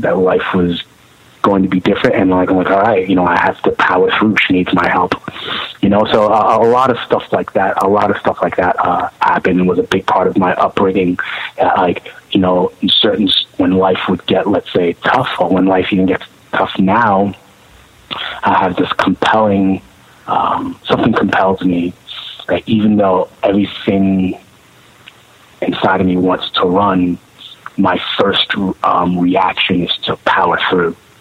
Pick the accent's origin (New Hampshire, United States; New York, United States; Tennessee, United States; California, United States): New York, United States; New York City; I was born in Brooklyn, King, Kings County Hospital